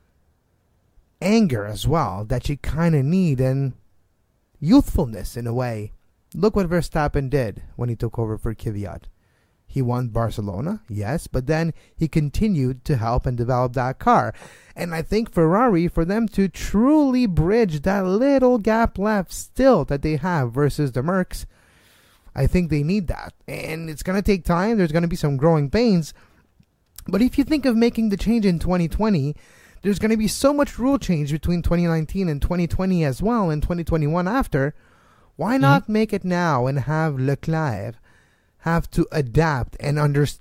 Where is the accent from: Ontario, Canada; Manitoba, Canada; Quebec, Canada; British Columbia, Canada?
Quebec, Canada; Montreal; I'm from Montreal